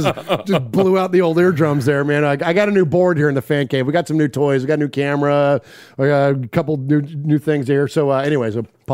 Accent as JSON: {"language": "English", "town": "San Jose", "region": "California", "country": "United States", "tie": "born or raised there", "also_born_or_lived": "Oakland, California", "moved": "as an adult", "lives_now": "Middle Tennessee, United States", "said": "growing up in the Bay Area as an almost 50-year-old man"}